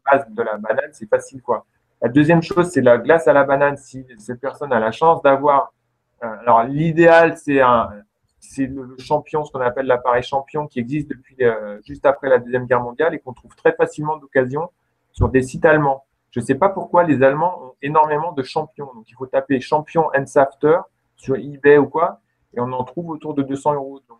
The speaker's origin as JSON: {"language": "French", "area": "Lorraine", "region": "Grand Est", "country": "France", "tie": "born or raised there", "moved": "yes", "said": "quand j'étais enfant, quand j'habitais en Lorraine"}